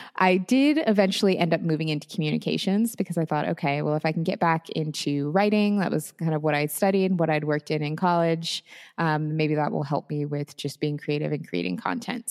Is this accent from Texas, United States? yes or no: no; Seattle, Washington, United States; moved away as an adult; I am originally from the Seattle area. That is where I grew up and spent my whole life up until pretty recently